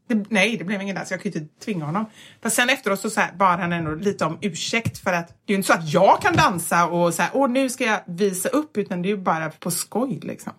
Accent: Gothenburg, Västra Götaland, Sweden; accent: Gothenburg; moved away as an adult; kommer ju från Kortedala, en förort som ligger med spårvagn typ 20-25 minuter från ja. city

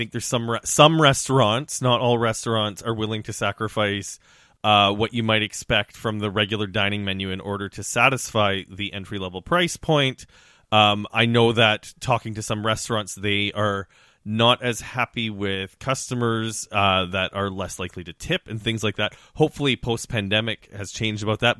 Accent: Saskatchewan, Canada; now in Toronto, Canada; growing up in Western Canada, growing up in Saskatchewan

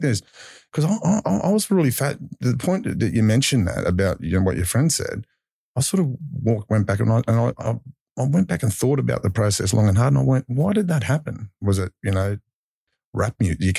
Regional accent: Mount Druitt, New South Wales, Australia; I grew up Mount Druitt

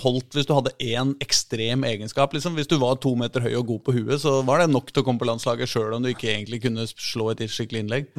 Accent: Oslo, Norway; jeg er fra Vålerenga

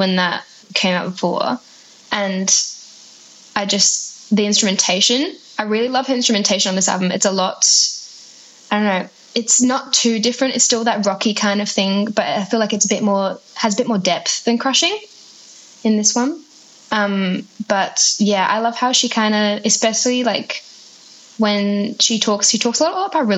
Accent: Adelaide, South Australia, Australia; I'm from Adelaide

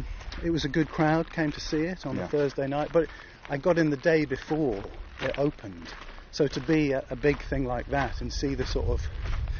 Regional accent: Windermere, North West England, United Kingdom; now in Highgate, London, United Kingdom; I grew up in the Lake District, which is just one massive park

